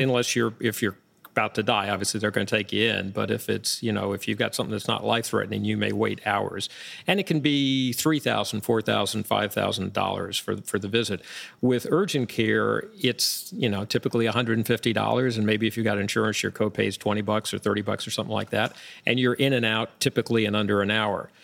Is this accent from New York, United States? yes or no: yes; Long Island, New York, United States; moved away as an adult; now in Florida, United States; I grew up, uh, not too far from where we are right now, outside of Manhattan on Long Island, and was here for, as, as I got through high school